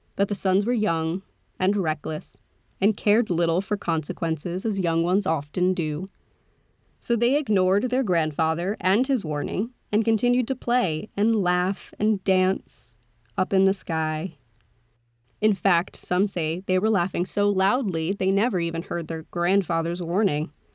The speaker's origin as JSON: {"language": "English", "country": "United States", "accent": "American", "said": "my accent was very American"}